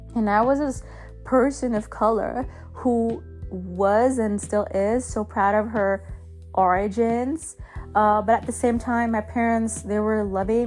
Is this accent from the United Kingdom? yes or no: no; Germany; now in United States; I'm from Germany